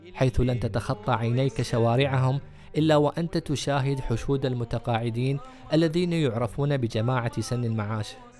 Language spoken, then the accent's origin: Arabic; United Arab Emirates; عندنا في الإمارات